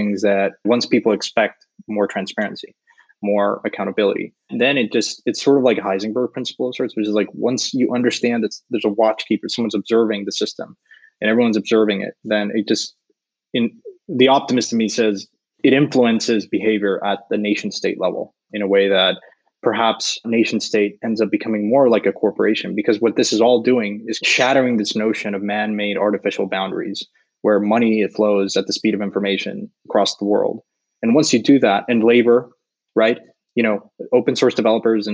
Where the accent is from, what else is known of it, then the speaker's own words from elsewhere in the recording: Mexico; I'm from Mexico